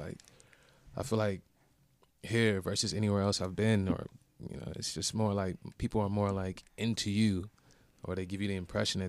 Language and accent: English; Brixton, London, United Kingdom; also born or lived in Chicago / Las Vegas; Oh, well, I was born in Chicago. Raised in between Vegas and Brixton. Don't know if you don't know where Brixton is. It's in London. It's in Lambeth. I think it's like one of the boroughs. It's like South London.